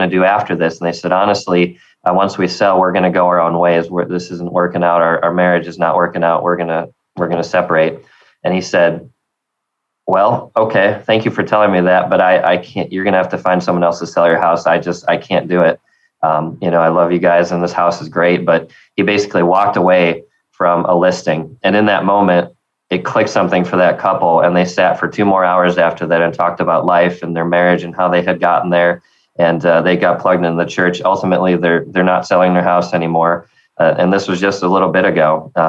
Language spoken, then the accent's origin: English; the North, United States; now in Tennessee, United States; as a Yankee, you know, they make fun of me for being a Northerner.